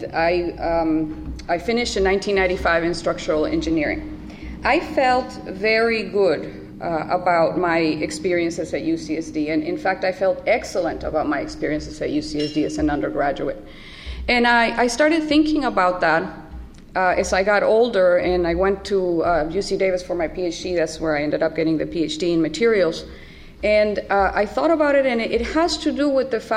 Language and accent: English; Tijuana, Baja California, Mexico; moved away as an adult; now in San Diego, United States; I was born and raised in Tijuana, right across the border